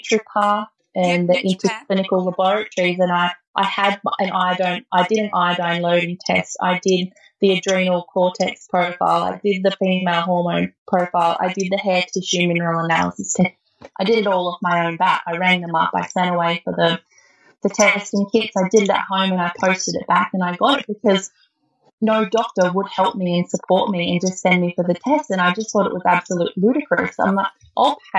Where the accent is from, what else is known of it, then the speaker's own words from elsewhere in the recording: Lithgow, New South Wales, Australia; now in Gunnedah, Australia; I grew up in Lithgow, which is in the Blue Mountains, and that's where all my family is down there